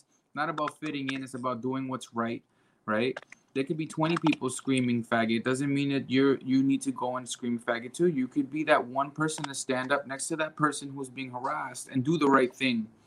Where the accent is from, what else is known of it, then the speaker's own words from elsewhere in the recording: New York City, New York, United States; I come from the Bronx. I'm Puerto Rican.